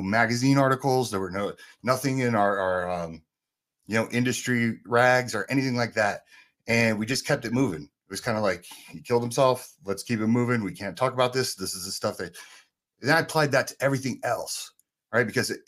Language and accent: English; Asbury Park, New Jersey, United States; also born or lived in San Francisco, California; I grew up in two of the worst places you can grow up for guns. I grew up in Asbury Park, New Jersey, and San Francisco, California.